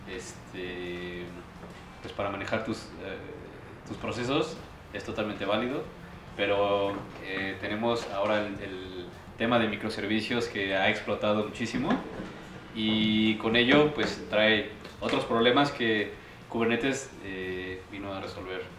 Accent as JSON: {"language": "Spanish", "town": "Celaya", "region": "Guanajuato", "country": "Mexico", "said": "eh, vengo de Celaya, Guanajuato. estudié en el Tecnológico de Celaya"}